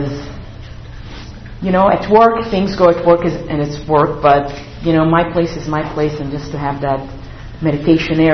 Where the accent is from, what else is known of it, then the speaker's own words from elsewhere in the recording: Israel; moved away; I grew up in Israel.